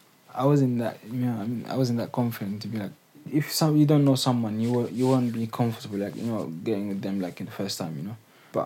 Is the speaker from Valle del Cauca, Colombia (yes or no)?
yes; Cali, Valle del Cauca, Colombia; English is a second language; As soon as I told them I came from Cali and stuff, she said that I know the situation there and blah blah.